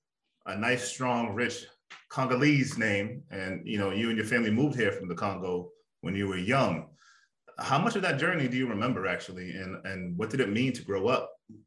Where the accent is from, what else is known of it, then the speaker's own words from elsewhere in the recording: Malden, Massachusetts, United States; I am from Massachusetts as well, from the sort of the next city over from you, Malden.